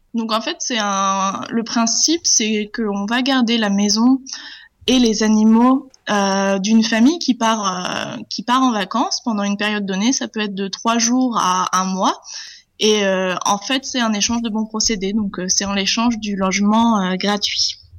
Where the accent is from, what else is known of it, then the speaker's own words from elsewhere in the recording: Charente-Maritime, Nouvelle-Aquitaine, France; moved away; je viens de Charente-Maritime en France